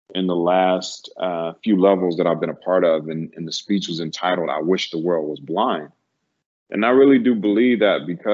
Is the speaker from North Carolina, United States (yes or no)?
yes; North Carolina, United States; moved away; also born or lived in California; Growing up in North Carolina, it is more of a conservative space